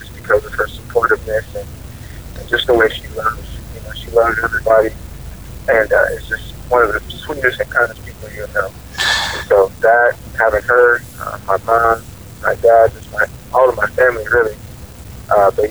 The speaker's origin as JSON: {"language": "English", "town": "Oklahoma City", "region": "Oklahoma", "country": "United States", "tie": "born or raised there", "said": "growing up, in Oklahoma City"}